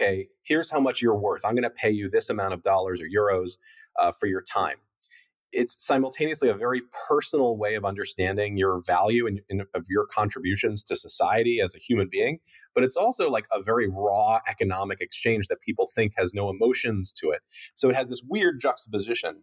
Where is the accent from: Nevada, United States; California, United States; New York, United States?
New York, United States; New York City; also born or lived in Costa Rica; I was born in Costa Rica, and then my parents moved back to the United States, and I grew up in a loft in Soho in New York City